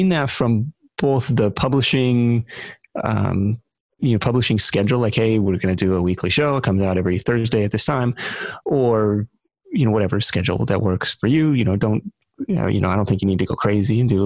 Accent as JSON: {"language": "English", "town": "Seattle", "region": "Washington", "country": "United States", "tie": "born or raised there", "said": "on the radio show that I grew up listening to in Seattle"}